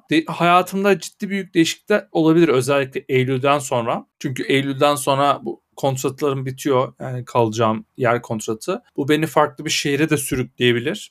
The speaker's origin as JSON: {"language": "Turkish", "region": "Erzurum", "country": "Turkey", "said": "Bir memleketlim olarak bir Erzurumlu olarak"}